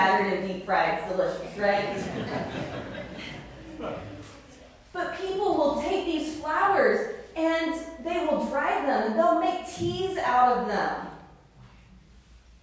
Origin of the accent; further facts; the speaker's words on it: the South, United States; I grew up in the South